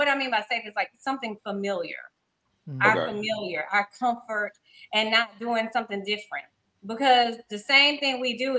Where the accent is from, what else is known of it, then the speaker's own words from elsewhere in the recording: Slidell, Louisiana, United States; moved away; I'm from Slidell and I grew up in Pastor Sheehan.